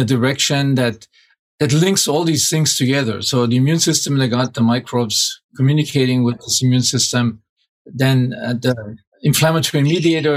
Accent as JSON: {"language": "English", "area": "small town outside of Munich", "region": "Bavaria", "country": "Germany", "tie": "born or raised there", "moved": "yes", "said": "it's outside of Munich, small town outside of Munich."}